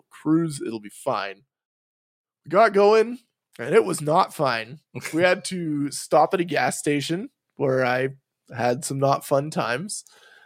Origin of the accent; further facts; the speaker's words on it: Canada; As a Canadian